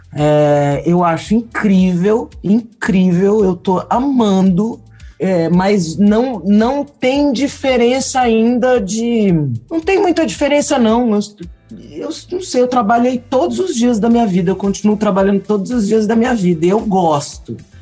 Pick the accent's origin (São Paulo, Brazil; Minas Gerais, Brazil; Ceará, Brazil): São Paulo, Brazil; eu sou paulista, paulistana da gema